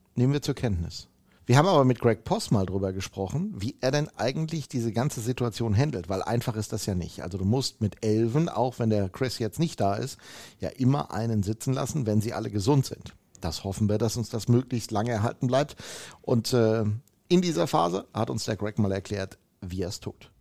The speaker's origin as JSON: {"language": "German", "region": "North Rhine-Westphalia", "country": "Germany", "said": "bei uns in Nordrhein-Westfalen"}